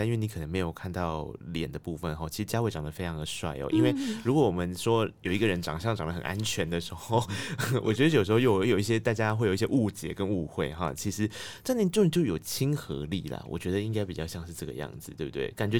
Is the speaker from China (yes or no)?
no; Tainan, Taiwan; 然后台南是我的故乡，